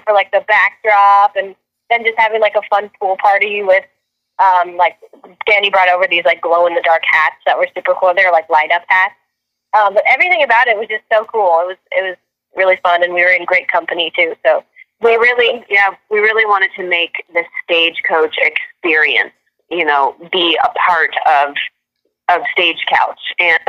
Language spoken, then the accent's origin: English; Virginia, United States; now in California, United States; I'm from Virginia. So we grew up going every summer to North Carolina, South Carolina.